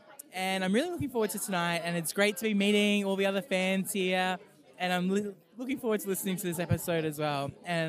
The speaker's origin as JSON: {"language": "English", "town": "Townsville", "region": "Queensland", "country": "Australia", "said": "I'm from Townsville."}